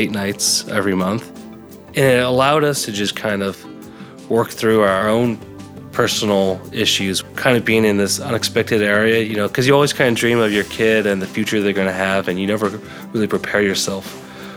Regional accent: Longmont, Colorado, United States; moved away as an adult; also born or lived in Sasebo, Japan; I grew up in Longmont, Colorado

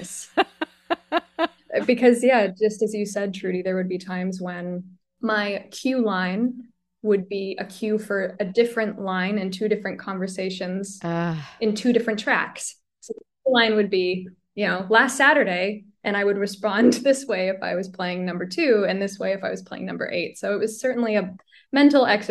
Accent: Halton Hills, Ontario, Canada; now in Toronto, Canada; the town of Halton Hills, which is the municipality where I'm from

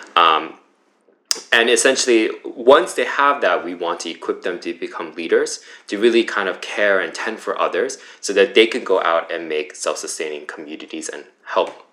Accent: United States; also born or lived in Flushing, New York; I grew up in the New Jersey, New York area, uh, born in Flushing

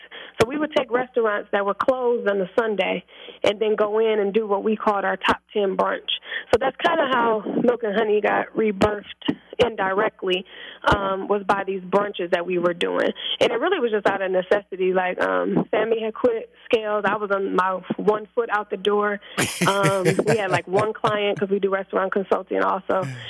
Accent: Milwaukee, Wisconsin, United States; I'm from Milwaukee, Wisconsin, teenage mother.

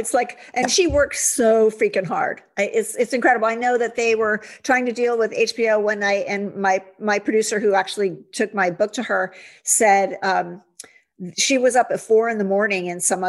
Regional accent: Ohio, United States; now in California, United States; I grew up in Ohio and it was all about cheerleaders and tight sweaters and Miss America and all that. And then I came out to California

